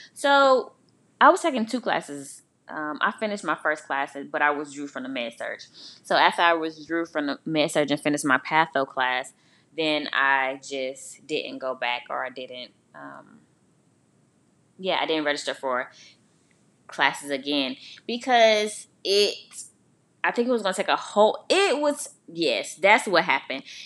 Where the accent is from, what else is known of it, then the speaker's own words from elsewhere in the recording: Augusta, Georgia, United States; moved away as an adult; also born or lived in Albany, Georgia; I'm from Augusta